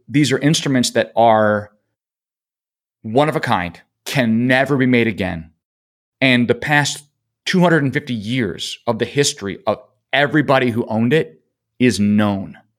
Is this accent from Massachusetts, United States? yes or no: no; Rochester, New York, United States; We grew up in Rochester. My family were Kodak people.